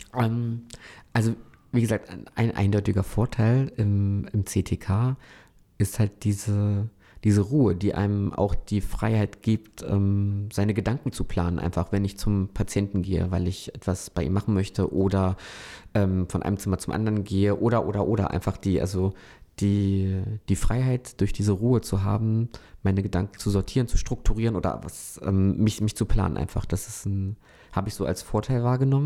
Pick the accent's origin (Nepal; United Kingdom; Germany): Germany; Hoyerswerda, Saxony; now in Hannover, Germany; gebürtig ähm, stamme ich aus Hoyerswerda